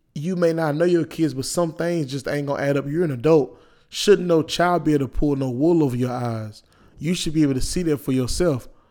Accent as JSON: {"language": "English", "town": "Wilson", "country": "United States", "said": "I'm from, I'm from Wilson"}